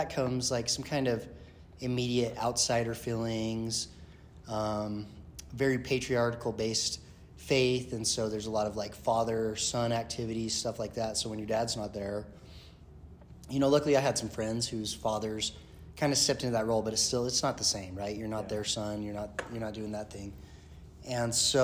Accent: Kaysville, Utah, United States; also born or lived in St. Louis / Denver; I grew up here in Utah. Was an Army brat, at a young age

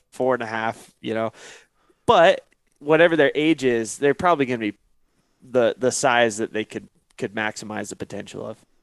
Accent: Northeast Oregon, United States; I grew up in Northeast Oregon

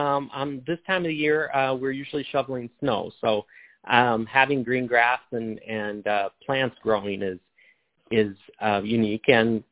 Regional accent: Montana, United States; I came from Montana.

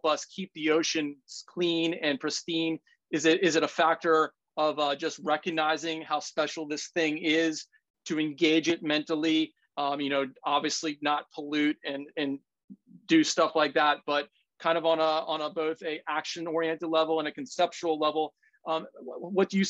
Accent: Washington, District of Columbia, United States; moved away; I'm from Washington, D.C.

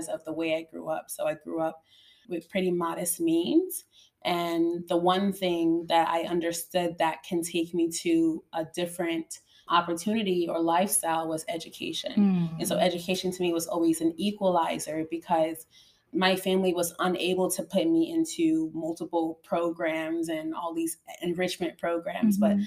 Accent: Benin; I am a teacher, an educator, more specifically. I'm from Benin.

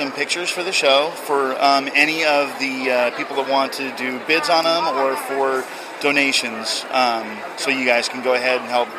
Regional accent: Salt Lake City, Utah, United States; moved away as an adult; now in Arkansas, United States; I originally am from Salt Lake City, Utah, and we just recently moved out to Arkansas like 4 months ago.

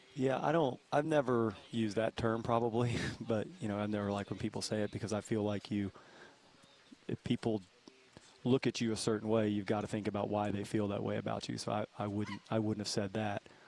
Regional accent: East Coast, United States; moved away; also born or lived in Dallas; I grew up on the East Coast

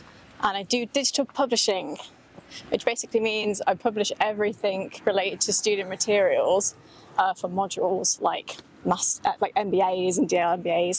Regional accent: Leicester, East Midlands, United Kingdom; also born or lived in County Durham; now in Coventry, United Kingdom; I was born in Leicester.

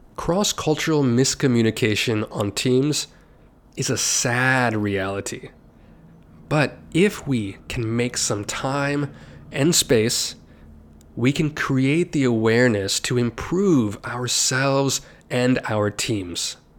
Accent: United States; I'm an American, and I am

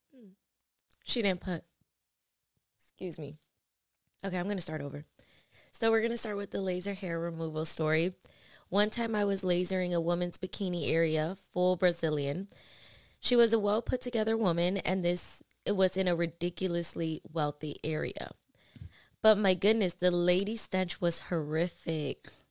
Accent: New York, United States; was born in New York, and that's just, that's what I've known

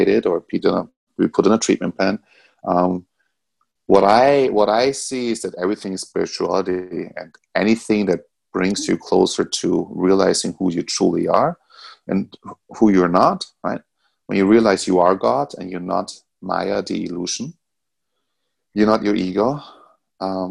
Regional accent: Austria; now in United States; In Europe, I grew up in Austria.

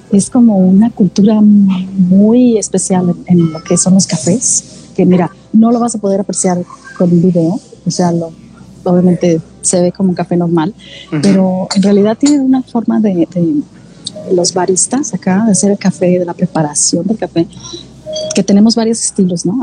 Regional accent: Mexico; moved away as an adult; now in Australia

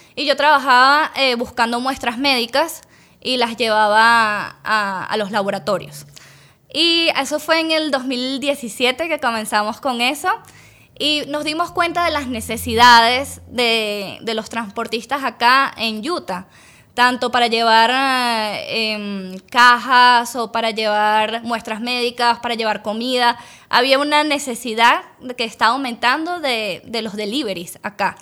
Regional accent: Caracas, Capital District, Venezuela; moved away as an adult; now in United States; yo nací en Venezuela, en Caracas, la capital. Eh, Allá estudié odontología y en el 2017 tomé la decisión de venirme para acá, para Estados Unidos

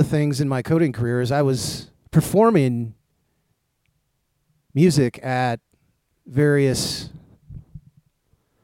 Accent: Racine, Wisconsin, United States; I was born in Racine, Wisconsin in 1973

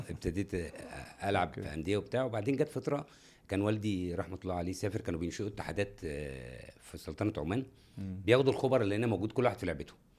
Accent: Cairo, Cairo Governorate, Egypt; انا من القاهره

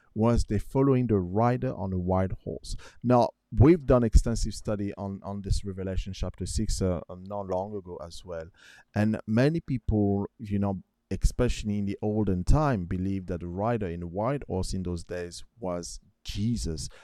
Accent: France; I remember growing up in France

